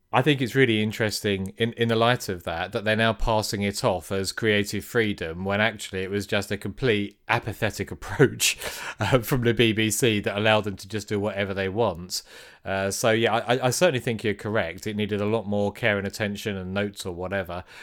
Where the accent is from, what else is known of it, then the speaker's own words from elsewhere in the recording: United Kingdom; we're British